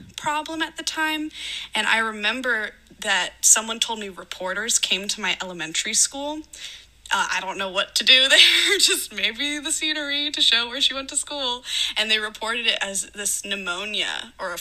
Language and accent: English; Daytona Beach, Florida, United States; I was born on July 16th, 1996 at 4:11 p.m. For anyone who wants my natal chart, there you go, in Daytona Beach, Florida